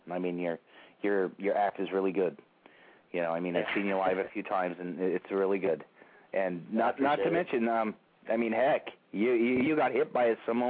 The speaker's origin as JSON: {"language": "English", "area": "outside San Francisco", "region": "California", "country": "United States", "tie": "born or raised there", "said": "I grew up here outside San Francisco"}